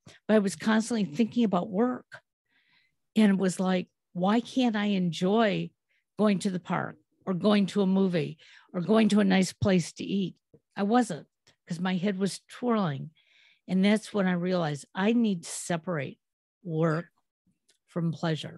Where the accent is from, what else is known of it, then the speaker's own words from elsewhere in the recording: Detroit, Michigan, United States; I'm from Motown.